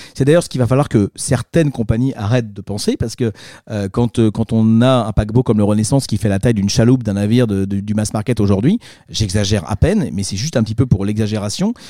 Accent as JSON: {"language": "French", "country": "France", "also_born_or_lived": "Marseille", "said": "je suis Marseillais, je suis Français et fier heureux"}